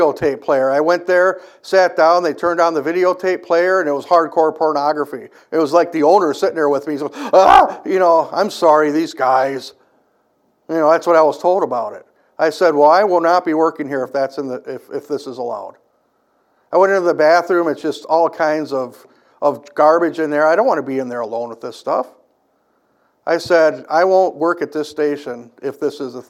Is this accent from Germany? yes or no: no; United States; we as American Christians living in 2024